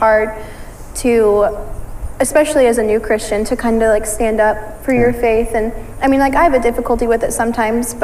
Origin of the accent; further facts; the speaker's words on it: Ankeny, Iowa, United States; I grew up, I mean, around the Des Moines area. I've always lived in Ankeny.